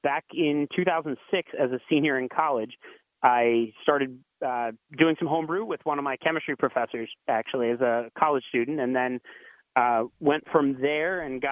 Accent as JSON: {"language": "English", "town": "Reading", "region": "Pennsylvania", "country": "United States", "tie": "born or raised there", "said": "a brewery start up in Reading, Pennsylvania, my hometown"}